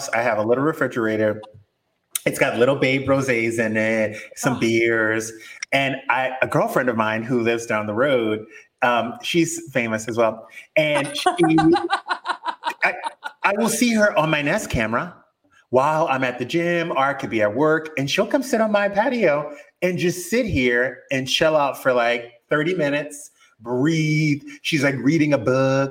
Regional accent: South Louisiana, United States; moved away; when I was growing up in South Louisiana, we would leave the house at 9 a.m. on our bikes

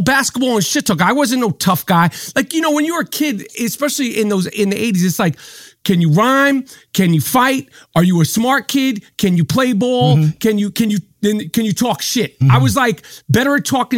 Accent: New York City, New York, United States; I grew up in Manhattan

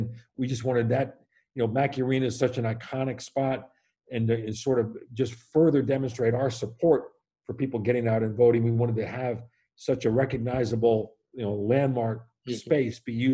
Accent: New York, United States; born or raised there

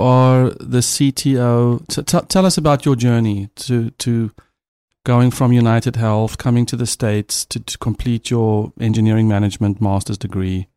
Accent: South Africa; I'm a South African

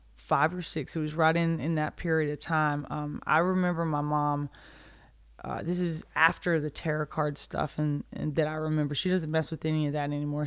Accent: a small town outside Birmingham, Alabama, United States; A tiny little town outside of Birmingham in Alabama

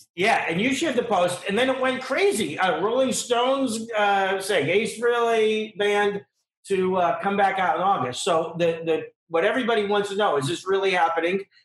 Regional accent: Johnstown, Pennsylvania, United States; my hometown of Johnstown, Pennsylvania

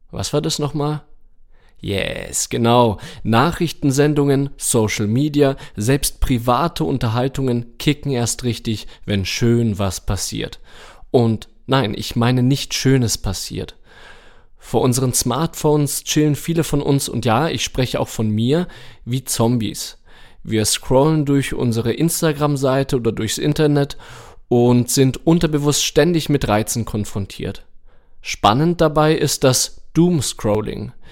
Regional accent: Germany; Im Ausland sind wir Deutsche nämlich für unsere Sorgen und Ängste bekannt.

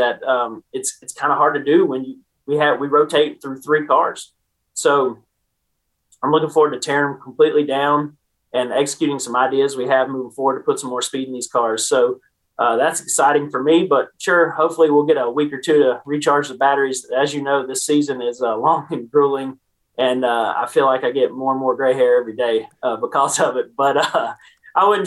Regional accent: Winston-Salem, North Carolina, United States; I grew up around Bowman Gray Stadium with him, working on his modifieds

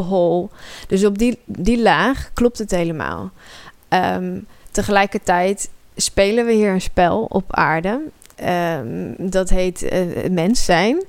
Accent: Amersfoort, Utrecht, Netherlands; ik groeide op in Amersfoort.

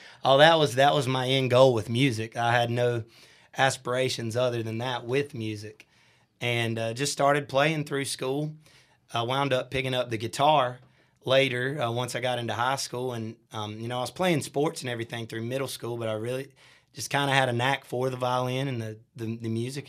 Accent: Shelby, North Carolina, United States; I'm from Shelby, North Carolina, born and, born and raised and lived there my whole life

